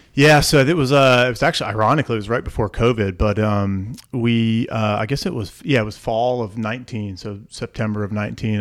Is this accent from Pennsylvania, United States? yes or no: yes; Montoursville, Pennsylvania, United States; I grew up in the middle of, uh, middle of north central Pennsylvania in a small town called Montoursville